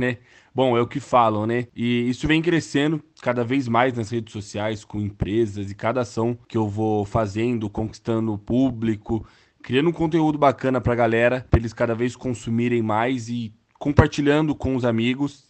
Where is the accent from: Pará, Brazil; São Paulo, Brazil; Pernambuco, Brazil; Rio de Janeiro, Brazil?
São Paulo, Brazil; Mogi das Cruzes; tenho 24 anos, sou daqui de Mogi das Cruzes